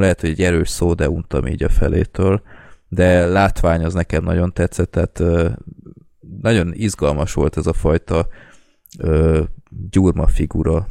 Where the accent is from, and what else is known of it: Hungary